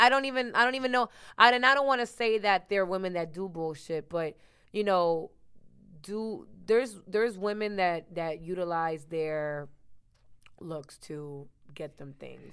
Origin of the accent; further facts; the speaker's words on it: Miami, Florida, United States; also born or lived in New Jersey; I was raised in Miami.